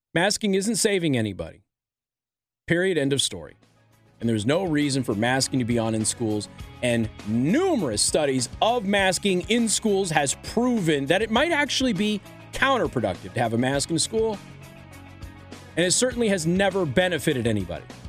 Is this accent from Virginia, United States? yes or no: no; Las Vegas, Nevada, United States; now in Michiana, United States; I was raised in Vegas